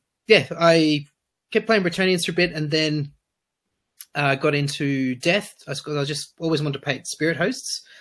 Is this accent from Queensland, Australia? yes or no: no; Sydney, New South Wales, Australia; I'm from Sydney, but from the Northern Beaches of Sydney. Grew up in the Northern Beaches.